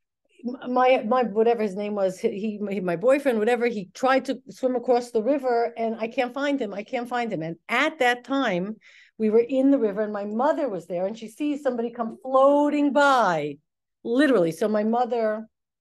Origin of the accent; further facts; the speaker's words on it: Elizabeth, New Jersey, United States; we were from Elizabeth.